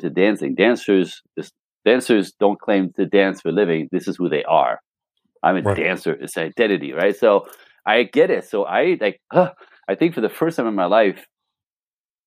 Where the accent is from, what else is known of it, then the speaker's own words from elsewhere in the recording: Canada; moved away as an adult; also born or lived in Los Angeles; I'm Canadian